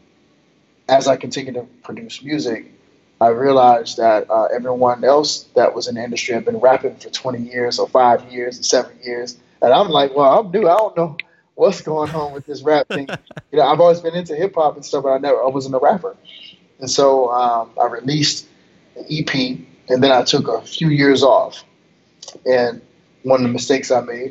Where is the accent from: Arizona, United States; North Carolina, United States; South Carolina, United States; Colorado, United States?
North Carolina, United States; Fayetteville; moved away; also born or lived in Connecticut; I grew up in Fayetteville, North Carolina, but I also lived in Connecticut